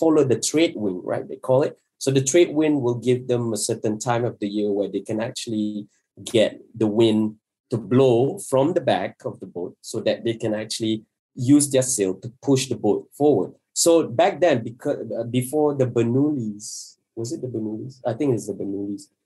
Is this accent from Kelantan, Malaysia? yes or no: no; Johor, Malaysia; I'm from Johor, I have a Bugis blood